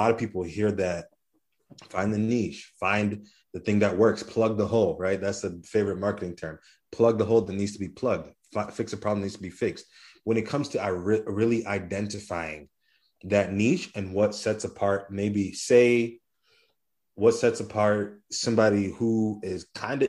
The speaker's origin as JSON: {"language": "English", "country": "Kenya", "said": "I'm Kenyan"}